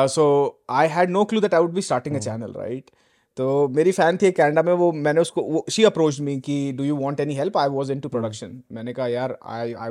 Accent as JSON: {"language": "Hindi", "region": "Delhi", "country": "India", "tie": "born or raised there", "also_born_or_lived": "Noida", "moved": "as an adult", "lives_now": "Canada", "said": "delhi born and Delhi born and bread Delhi से typical तो Rohini in fact"}